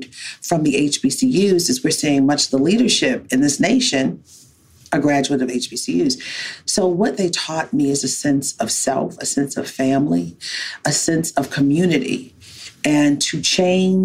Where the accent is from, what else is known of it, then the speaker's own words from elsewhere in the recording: Baltimore, Maryland, United States; as a little Black child growing up in Baltimore